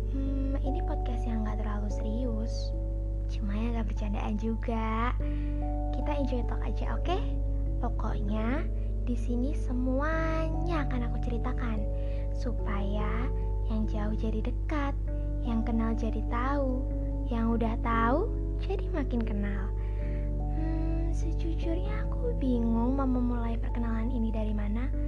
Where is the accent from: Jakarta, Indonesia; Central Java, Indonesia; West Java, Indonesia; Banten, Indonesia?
Banten, Indonesia; Serang; born there; Aku lahir di Serang tanggal 16 Oktober 2003.